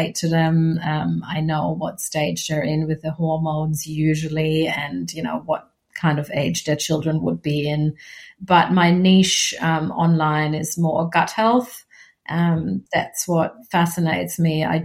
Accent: Germany; now in Australia; my home country

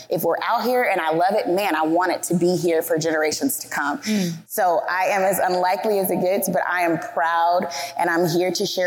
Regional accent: the South, United States; I was raised in the South

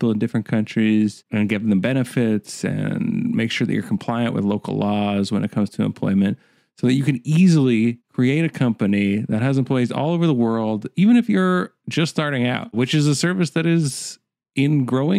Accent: Canada

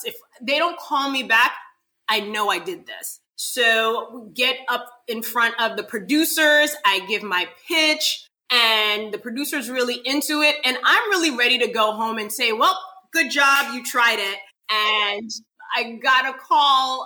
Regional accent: New York City, New York, United States; now in Florida, United States; That's my hometown. That's where I'm from.

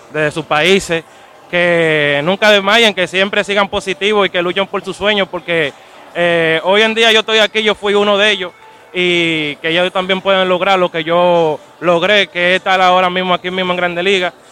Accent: Dominican Republic; A mí, como todos latinos dominicanos y personas que viven en los Estados Unidos y Nueva York, todo el mundo son fanáticos de los Yankees

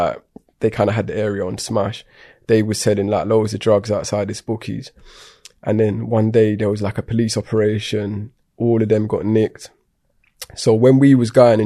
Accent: London, United Kingdom; I grew up in Tottenham, North London

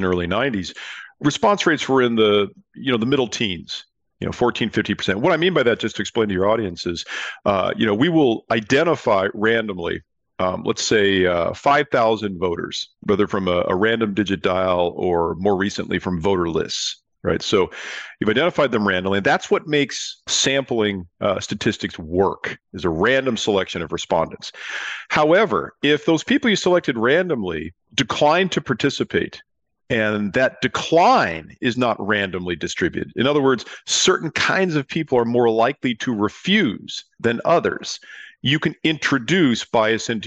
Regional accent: California, United States; I'm from California

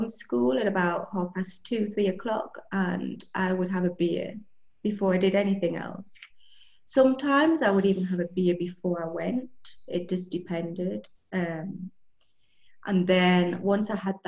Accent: Newcastle upon Tyne, North East England, United Kingdom; moved away as an adult; now in Andalusia, Spain; I grew up in the northeast of England, in Newcastle.

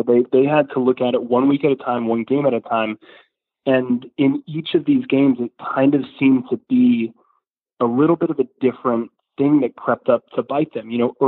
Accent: Marietta, Georgia, United States; I didn't go to Marietta. I just grew up in Marietta.

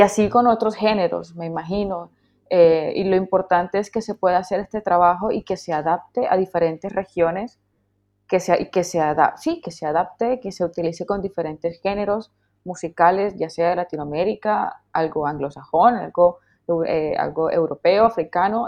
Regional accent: Colombian Caribbean coast, Colombia; como colombiana que soy, como costeña que soy

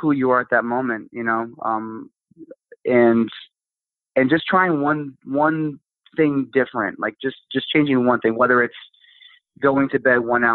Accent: Pennsylvania, United States; moved away; my hometown in Pennsylvania

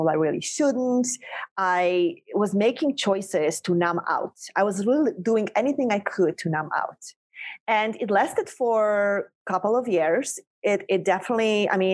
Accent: Poland; moved away as an adult; also born or lived in North Shore of Long Island, New York; now in United States; I was a girl born and raised in Poland

